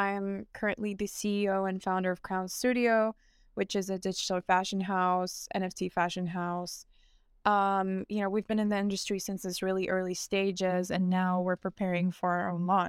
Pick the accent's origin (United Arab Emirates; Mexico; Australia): United Arab Emirates; Dubai; also born or lived in New York; now in Milan, Italy; I grew up in Dubai. I'm originally from New York, and now I'm based in Milan, which is kind of just forms my identity.